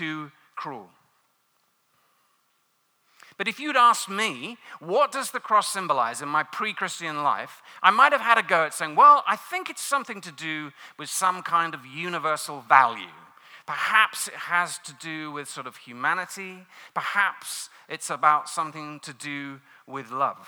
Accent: London, United Kingdom; moved away; I'm not from these parts of the world. I grew up in London

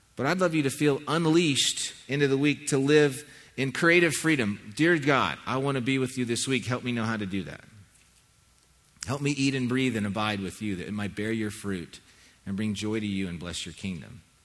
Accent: Southern California, United States; When I was a kid growing up in Southern California

